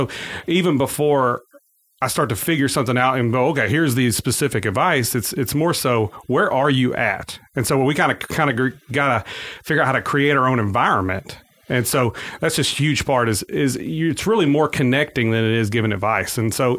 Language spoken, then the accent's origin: English; Forest City, Arkansas, United States; also born or lived in West Memphis, Arkansas / Marion, Arkansas; I am St. Francis Bounty, County born and raised. Well, not born. I was born in West Memphis and raised outside of Forest City on a farm.